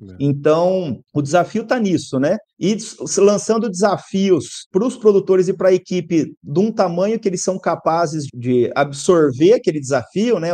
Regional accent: São José do Rio Preto, São Paulo, Brazil; also born or lived in Mirassol; Eu nasci em Mirassol, mas fui criado em São José do Rio Preto

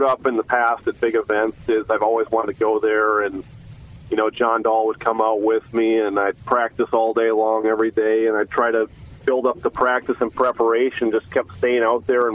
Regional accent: Fargo, North Dakota, United States; now in Fort Worth, United States; I'm the fourth player on the PGA Tour from North Dakota

